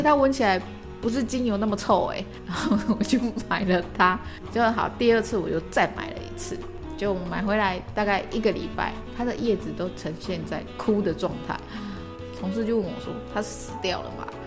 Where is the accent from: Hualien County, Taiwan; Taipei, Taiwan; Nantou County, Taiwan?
Hualien County, Taiwan; Hualien; 我来自花莲，我曾经在美容媒体工作了半年，然后后来就到养生馆做了将近九年的时间，那目前是花莲这家店的店长